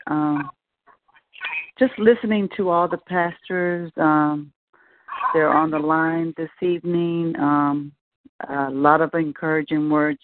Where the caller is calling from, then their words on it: Melbourne, Florida, United States; I'm calling from Melbourne, Florida